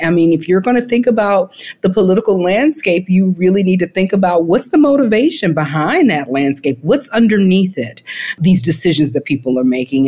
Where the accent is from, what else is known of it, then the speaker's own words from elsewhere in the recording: the South, United States; growing up in the South